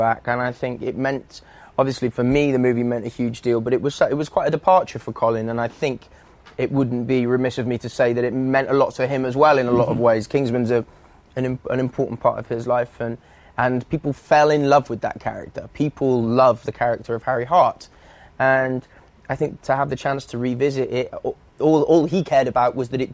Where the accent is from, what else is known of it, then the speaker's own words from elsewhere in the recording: Wales, United Kingdom; moved away as an adult; also born or lived in England / London; moved to Wales when I was still when I was a couple of years old, and was there until I was 19